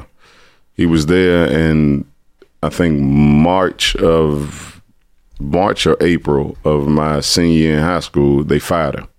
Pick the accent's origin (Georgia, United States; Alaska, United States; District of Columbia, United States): District of Columbia, United States; Washington; also born or lived in Trinidad / Los Angeles; born and raised in Southeast Minnesota Avenue by way of Trinidad